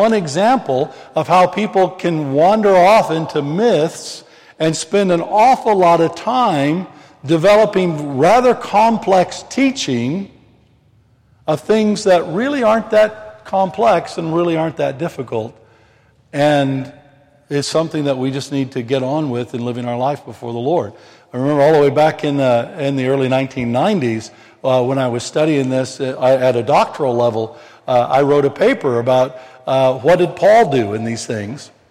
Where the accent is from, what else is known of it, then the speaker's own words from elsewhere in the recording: Missouri, United States; I'm from the Missouri